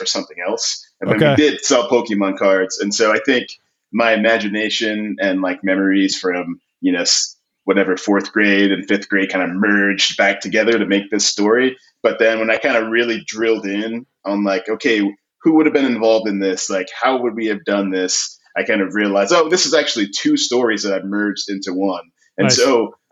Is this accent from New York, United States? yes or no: yes; New York City, New York, United States; I grew up in Queens, New York